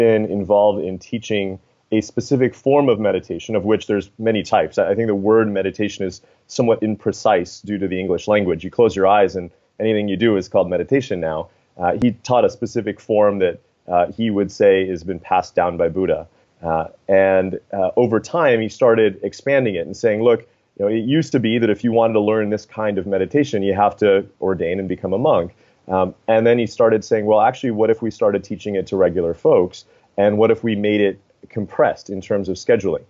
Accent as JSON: {"language": "English", "country": "United States", "tie": "born or raised there", "said": "I myself grew up in the States"}